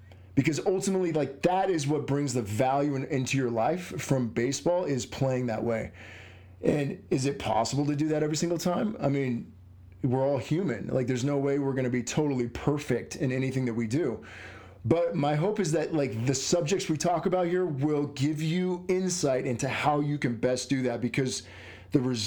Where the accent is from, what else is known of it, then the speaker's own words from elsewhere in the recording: Southern New Mexico, United States; I grew up in Southern New Mexico, which is not Tampa, Florida.